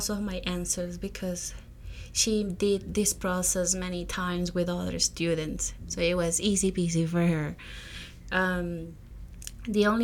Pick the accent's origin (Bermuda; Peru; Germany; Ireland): Peru; moved away as an adult; now in United States; I am originally from Peru. I came to the U.S. as a non-immigrant student to follow a career in public health back in 2018.